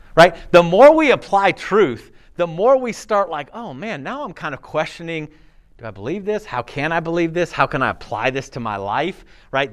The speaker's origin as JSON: {"language": "English", "region": "California", "country": "United States", "tie": "born or raised there", "said": "I was born in California to a family that had some Christian principles"}